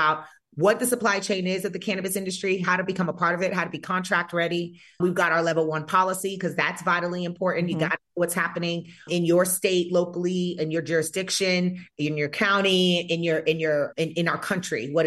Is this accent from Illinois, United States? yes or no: no; North Carolina, United States; moved away as an adult; also born or lived in Georgia; now in Nevada, United States; growing up in North Carolina